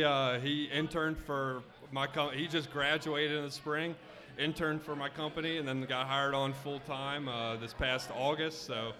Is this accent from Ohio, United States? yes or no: no; Fort Wright, Kentucky, United States; Northern Kentucky. So we grew up in Fort Wright. So just right across the river.